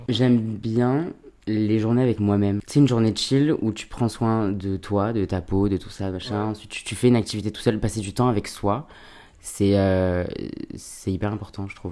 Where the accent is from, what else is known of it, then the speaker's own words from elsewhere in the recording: Alès, Occitania, France; also born or lived in Seine-Saint-Denis (93), Paris suburbs; on est descendu dans le Sud à l'âge de mes 3 ans, tout comme ça. Et j'ai grandi euh, dans un petit, une petite ville qui s'appelle Alès